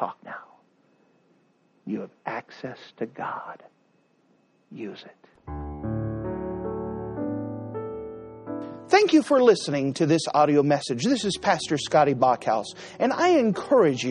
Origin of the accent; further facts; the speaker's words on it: the South, United States; I'm from the South